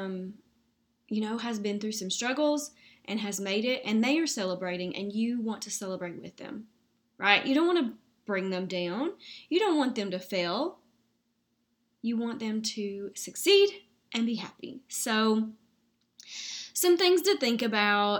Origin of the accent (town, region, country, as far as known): the South, United States; accent: Southern